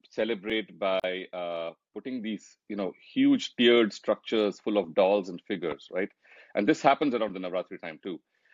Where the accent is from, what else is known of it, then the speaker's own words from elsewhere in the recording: Kerala, India; I'm from Kerala, and our Diwali happens in the morning, believe it or not.